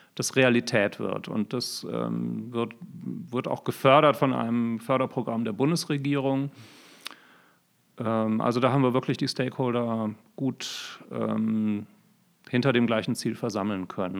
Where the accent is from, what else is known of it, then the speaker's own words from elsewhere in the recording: Düsseldorf, North Rhine-Westphalia, Germany; moved away as an adult; also born or lived in Bonn / Berlin; now in Augsburg, Germany; lokal komme ich ursprünglich aus Düsseldorf